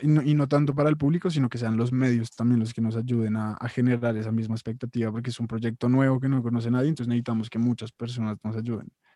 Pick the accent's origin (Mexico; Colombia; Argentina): Colombia